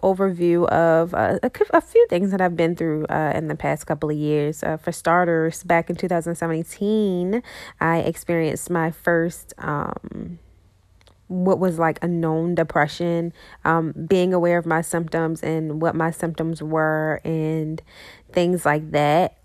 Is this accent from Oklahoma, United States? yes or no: no; Baltimore, Maryland, United States; I am from Baltimore, Maryland